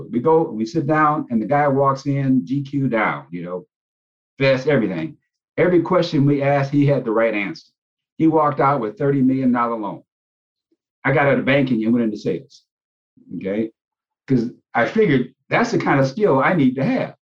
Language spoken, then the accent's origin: English; Gary, Indiana, United States; Well, Gary is a very unique situation. It's a predominantly Black town, and it transitioned from a white mayor to a Black mayor, Richard Hatcher, while I was there.